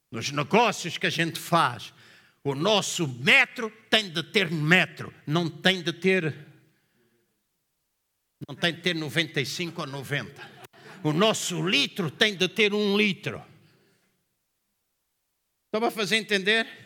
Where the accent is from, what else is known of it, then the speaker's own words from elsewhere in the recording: Angola; now in Portugal; Quando eu vim de Angola, e eu sempre gostei, a minha fruta favorita é cerejas.